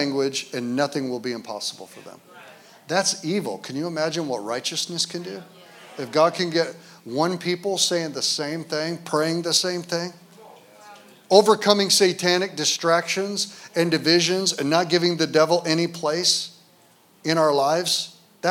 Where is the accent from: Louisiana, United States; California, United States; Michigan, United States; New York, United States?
Michigan, United States; Detroit; also born or lived in Grand Rapids, Michigan; now in Kalamazoo, United States; I was born in Detroit